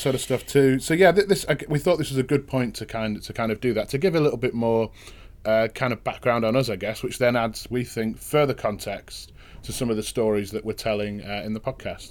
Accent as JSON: {"language": "English", "town": "Manchester", "region": "North West England", "country": "United Kingdom", "tie": "born or raised there", "said": "proper central, kind of grew up in kind of north central uh, Manchester."}